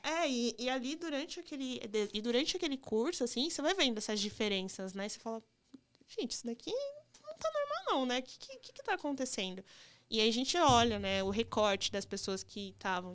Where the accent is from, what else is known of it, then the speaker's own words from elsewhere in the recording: Campinas, São Paulo, Brazil; also born or lived in Limeira / Minas Gerais; now in São Paulo, Brazil; Eu nasci em Campinas, eu cresci em Campinas, aí eu fiz ensino médio em Limeira